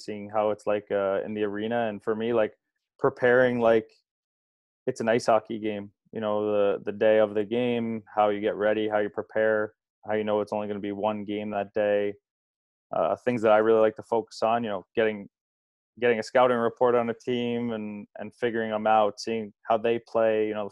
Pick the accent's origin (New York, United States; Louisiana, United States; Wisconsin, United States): New York, United States; Long Island; just a little outside, but it's just a train right away.